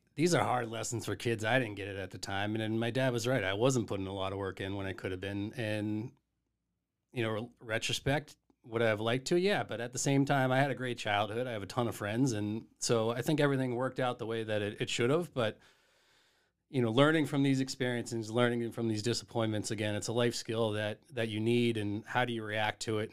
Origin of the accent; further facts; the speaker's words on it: Duxbury, Massachusetts, United States; also born or lived in Miamiville, Ohio; I actually grew up in Duxbury, Massachusetts